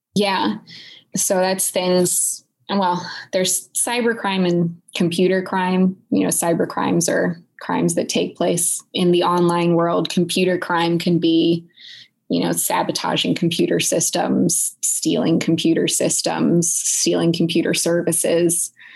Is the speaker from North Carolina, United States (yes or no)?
no; Silicon Valley, California, United States; moved away as an adult; also born or lived in Boston; I was born and raised in Silicon Valley